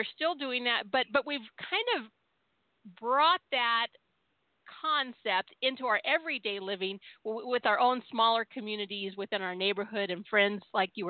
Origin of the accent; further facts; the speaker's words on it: Southern California, United States; I was born and raised in California, my parents came from Tennessee to Southern California